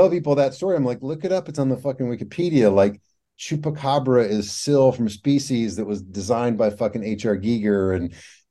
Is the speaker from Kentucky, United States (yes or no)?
yes; Cave City, Kentucky, United States; now in Louisville, United States; I grew up near Cave City where Mammoth Cave is